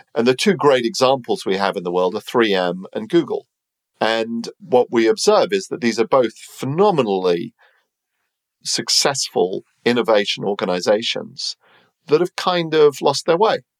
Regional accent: United Kingdom; I'm British

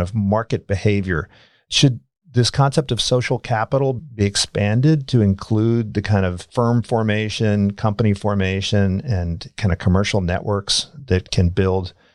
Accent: Philadelphia, Pennsylvania, United States; I'm from Philadelphia, in North Philadelphia

